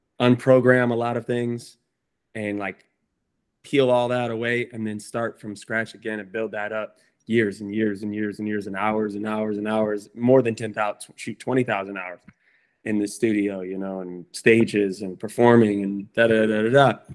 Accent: Chesterton, Indiana, United States; moved away as an adult; now in California, United States; I'm from Indiana, Chesterton, Indiana, small town

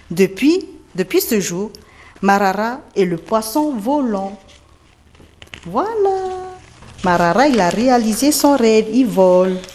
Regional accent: Faa'a, Windward Islands, French Polynesia; je viens de Fa'a, de Tahiti.

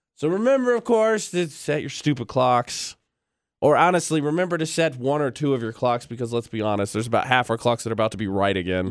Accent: Indiana, United States; growing up, Uh, my hometown was part of the state of Indiana that didn't observe it.

